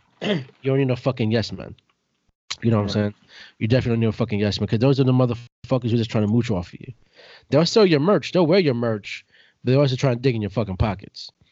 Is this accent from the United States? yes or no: yes; New York City, New York, United States; I was growing up in Brooklyn